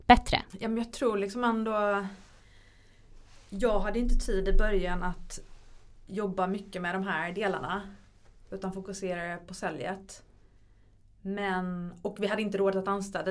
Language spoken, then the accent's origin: Swedish; Sweden; hemma i Sverige